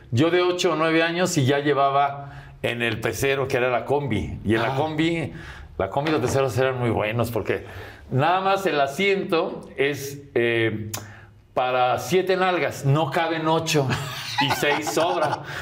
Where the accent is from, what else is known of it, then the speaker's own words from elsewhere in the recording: Coapa, Mexico City, Mexico; No, ah, yo soy de Lavante, de Miramontes. Allá de Miramontes para allá.